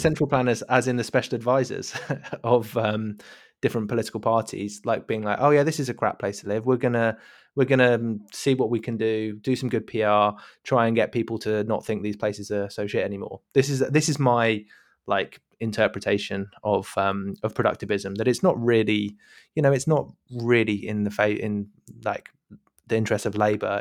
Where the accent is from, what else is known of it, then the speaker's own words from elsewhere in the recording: United Kingdom; as a British listener.